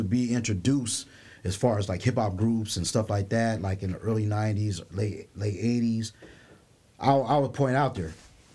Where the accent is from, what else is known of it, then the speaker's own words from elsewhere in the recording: San Diego, California, United States; also born or lived in Detroit, Michigan; I didn't grow up in L.A. You know, I grew up out here in San Diego